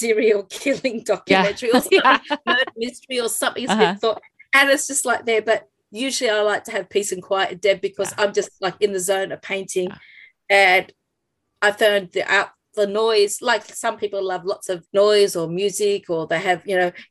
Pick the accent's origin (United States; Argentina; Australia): Australia; to know me as an Australian artist